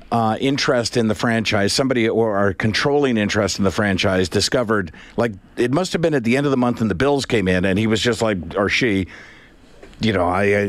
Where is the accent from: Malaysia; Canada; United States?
Canada; Prince Edward Island; I'm from Prince Edward Island.